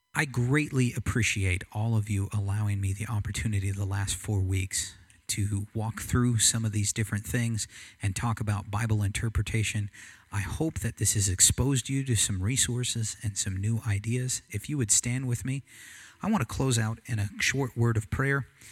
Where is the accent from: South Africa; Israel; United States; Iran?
United States; I'm American